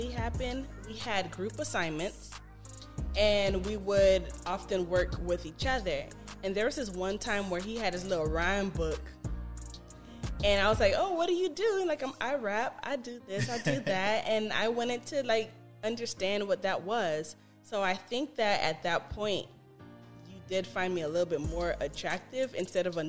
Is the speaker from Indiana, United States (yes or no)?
no; Miami, Florida, United States; I'm from Miami